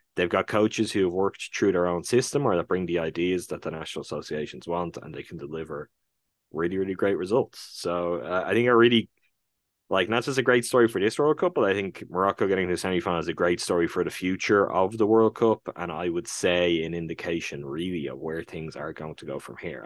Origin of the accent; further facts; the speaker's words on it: Ireland; my home country